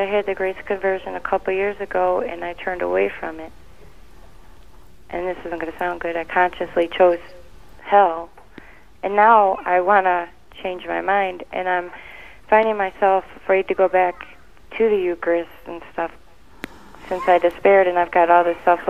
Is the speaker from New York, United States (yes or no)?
no; Michigan, United States